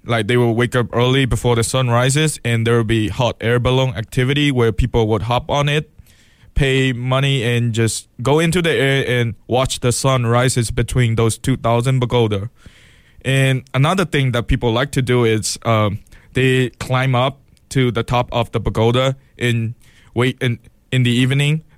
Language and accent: English; Mandalay, Mandalay Region, Myanmar; now in Eugene, United States; my city's name, where I'm from, is called Mandalay